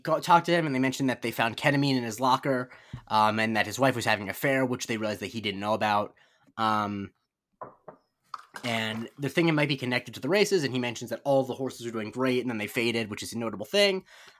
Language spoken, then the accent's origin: English; Rye, New York, United States; moved away; I'm originally from New York.